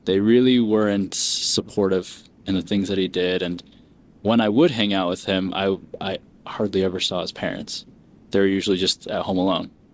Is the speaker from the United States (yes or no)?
yes; Springville, Utah, United States; also born or lived in Peru; immigrated here, um, grew up in Springville, Utah